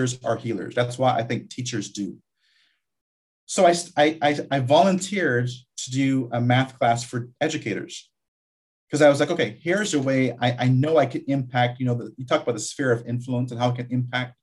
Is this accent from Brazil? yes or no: no; Guyana; moved away; also born or lived in Barbados; I was born in Guyana, South America.